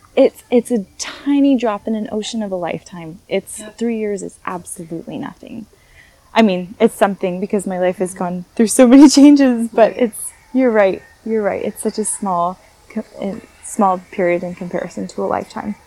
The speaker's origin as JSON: {"language": "English", "country": "United States", "also_born_or_lived": "Paris region, France", "moved": "as an adult", "lives_now": "France", "said": "I'm American. I'm proud to be an American. I love where I grew up"}